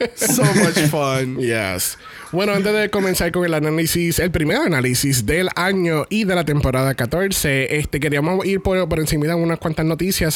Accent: Puerto Rico; Nosotros somos de Puerto Rico.

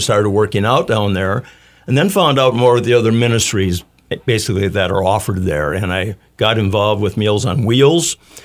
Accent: Mankato, Minnesota, United States; come back to my hometown

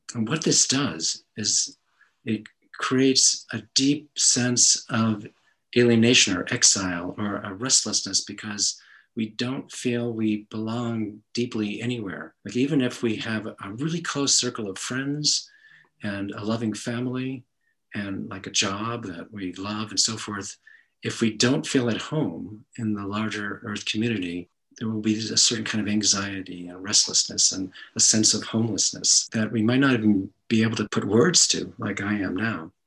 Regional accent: New England, United States; I grew up in New England

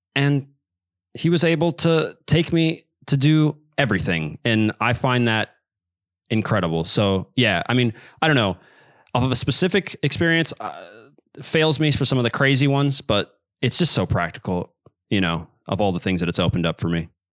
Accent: Kansas City, United States; I am from Kansas City. Um, I'm American, but I grew up, uh, speaking quite a bit of Spanish

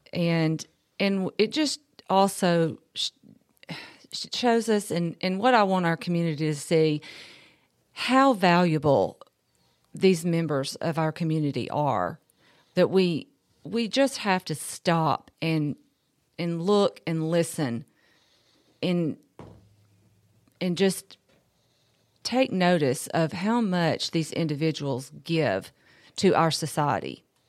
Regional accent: Columbia, Tennessee, United States; I'm from Columbia. I was raised here.

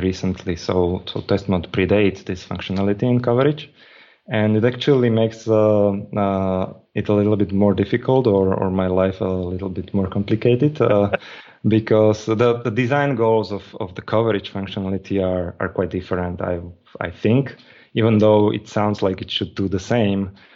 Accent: Slovakia; I'm from Slovakia, and I'm in Slovakia.

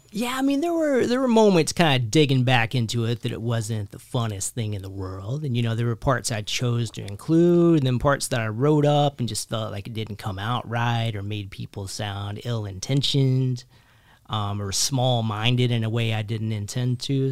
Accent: Kentucky, United States; born or raised there; also born or lived in Philadelphia, United States; now in New Jersey, United States

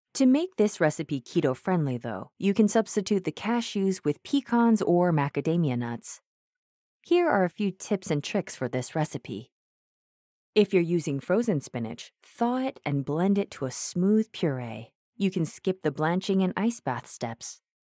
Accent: Mumbai, Maharashtra, India; I hail from Mumbai

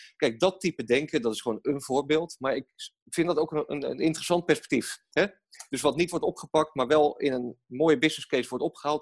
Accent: Rotterdam, South Holland, Netherlands; wij, wij zijn Rotterdammers

